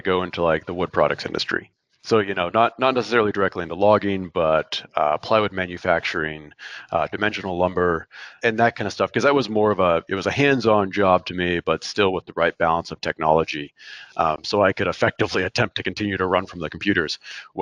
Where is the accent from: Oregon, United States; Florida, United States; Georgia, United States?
Oregon, United States; now that I'm much closer to Portland than where I grew up in Oregon